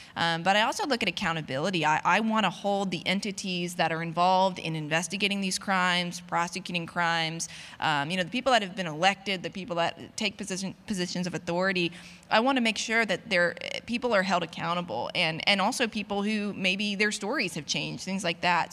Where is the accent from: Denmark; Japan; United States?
United States; North Carolina; my hometown, um, in North Carolina